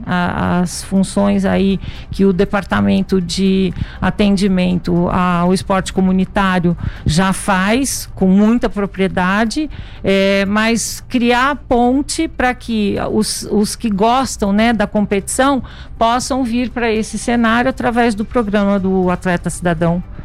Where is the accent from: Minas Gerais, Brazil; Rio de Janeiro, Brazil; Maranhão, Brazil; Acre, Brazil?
Minas Gerais, Brazil; Itajubá; eu sou de Minas Gerais, sul de Minas, Itajubá